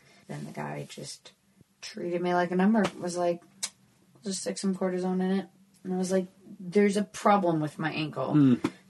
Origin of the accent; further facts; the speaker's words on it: London, United Kingdom; accent: London; So then they'll introduce me as like a London comic and I'll be like, this is my accent.